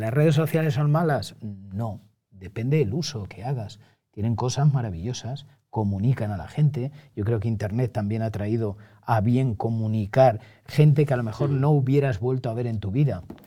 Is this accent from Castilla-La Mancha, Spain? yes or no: yes; Montiel, Castilla-La Mancha, Spain; moved away as an adult; now in Madrid, Spain; yo he tenido la gran fortuna de nacer en Montiel, criarme en Montiel, hasta que llego al servicio militar y ya me vengo a Madrid